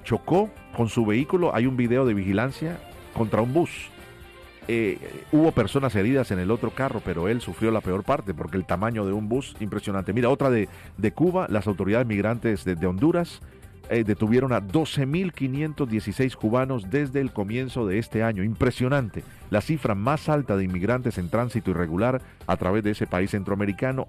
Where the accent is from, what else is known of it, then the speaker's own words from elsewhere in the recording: Cali, Valle del Cauca, Colombia; now in Miami, United States; en la ciudad de Cali, mi ciudad natal.